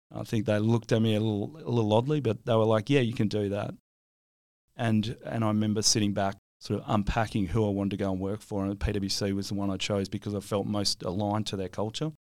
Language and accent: English; Williams, Western Australia, Australia; where I grew up in Williams